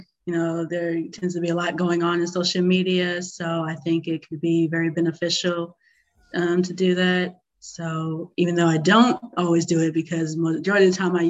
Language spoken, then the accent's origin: English; Seattle, Washington, United States; moved away as an adult; now in Atlanta, United States; I'm originally from Seattle, Washington. I'm an actress. I can sing, I've danced, and I also write. I'm currently here in Atlanta.